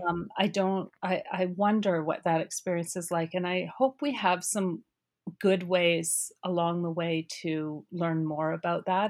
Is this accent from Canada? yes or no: yes; Cariboo, British Columbia, Canada; I'm from the Caribou